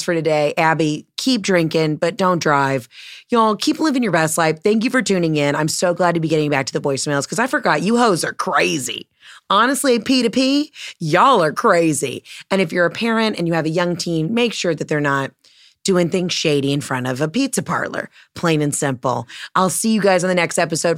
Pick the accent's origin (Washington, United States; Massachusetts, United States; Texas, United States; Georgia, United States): Georgia, United States; I'm from Georgia